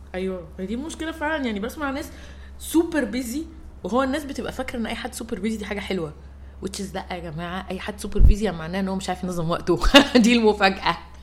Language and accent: Arabic; Egypt; عندنا في مصر كوميونيتيز كتير قوي